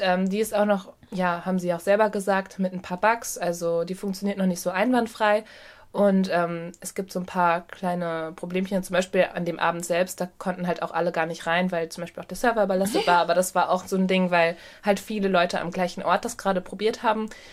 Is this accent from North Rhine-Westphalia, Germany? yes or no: yes; Ruhr area, North Rhine-Westphalia, Germany; now in Hamburg, Germany; wir kommen ja eigentlich aus dem Ruhrgebiet ursprünglich